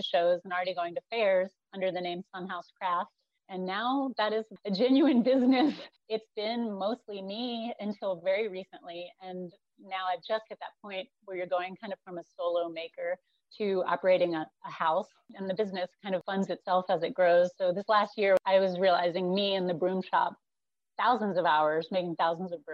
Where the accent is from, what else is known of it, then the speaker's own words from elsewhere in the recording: North Carolina, United States; moved away as an adult; also born or lived in Northeast Missouri; now in Berea, United States; I grew up in North Carolina